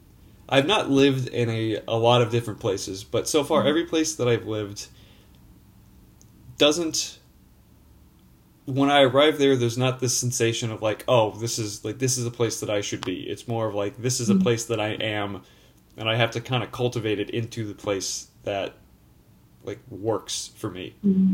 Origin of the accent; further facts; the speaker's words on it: just outside of New Orleans, Louisiana, United States; I was born and raised like just outside of New Orleans.